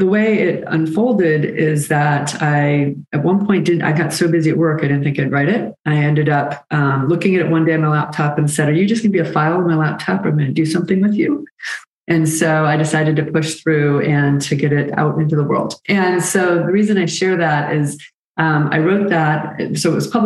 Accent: Birmingham, Michigan, United States; moved away as an adult; also born or lived in Washington, D.C. / Chicago / Atlanta; I grew up in Michigan, Birmingham, Michigan, with my parents

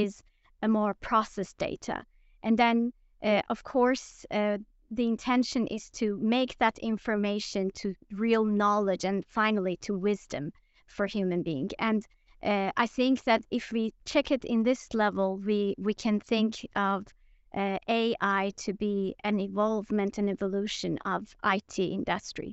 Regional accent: Iran; also born or lived in Linköping, Sweden; now in Sweden; I'm originally from Iran

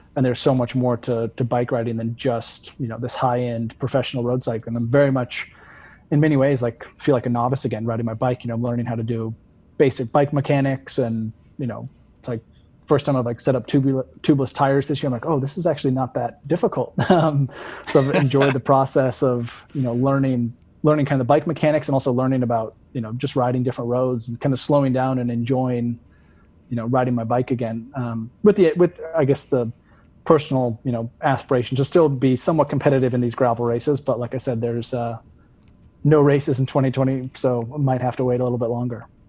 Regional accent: West Coast, United States; now in Vermont, United States; living on the East Coast now is, like, it's very different than growing up on the West Coast

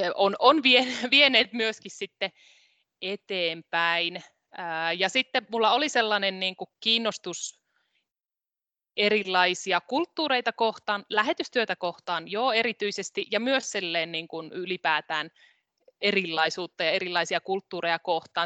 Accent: Rautavaara, North Savo, Finland; mä oon siis kotoisin Rautavaaralta. Se on pieni kunta tuolla Pohjois-Savossa, edelleenkin itsenäinen kunta. Siellä Savon korvessa olen kasvanut.

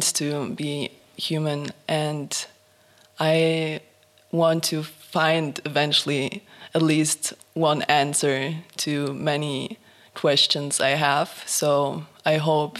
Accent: Poland; moved away as an adult; also born or lived in Germany; now in Prague, Czech Republic; I moved from my hometown in Poland to Prague 1 year ago

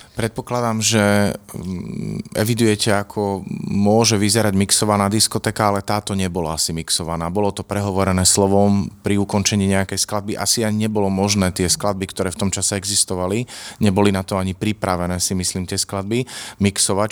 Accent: Košice, Košice Region, Slovakia; ja som Košičan a tých ľudí mnohých poznám

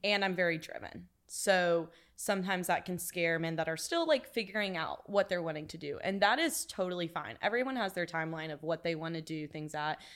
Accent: Corsicana, Texas, United States; from Corsicana, Texas

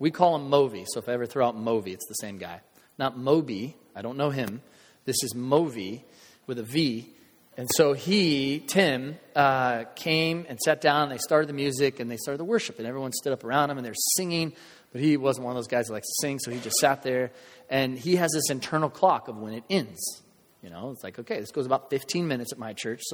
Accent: United States; with us as Americans, especially for us as American believers

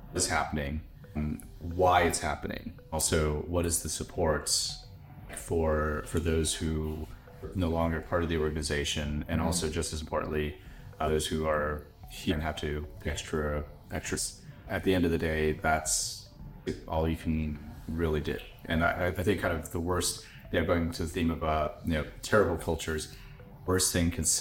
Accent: United States; I'm American

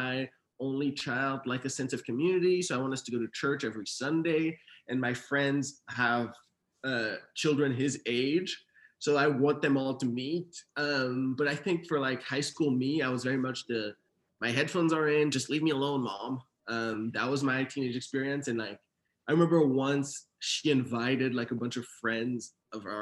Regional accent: Sherbrooke, Quebec, Canada; moved away as an adult; also born or lived in Haiti; now in United States; I was born in Haiti, and then my parents moved to Montreal, Canada. Actually, 2 hours away from Montreal in Quebec, to the city of Sherbrooke, when I was around 6-7 years old. And I lived there all the way through middle school and high school.

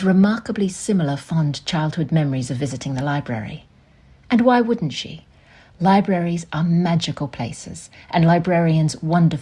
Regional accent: Tamborine Mountain, Queensland, Australia; Growing up on Tambourine Mountain, a small, misty village in the beautiful subtropical rainforest of southeast Queensland

